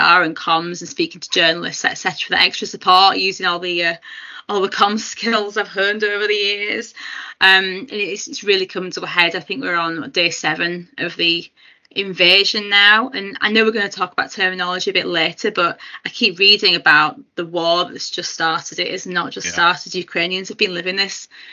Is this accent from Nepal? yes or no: no; Huddersfield, Yorkshire and the Humber, United Kingdom; first language English; My family settled in Huddersfield, West Yorkshire, and had my dad, and then obviously eventually I came along at some point.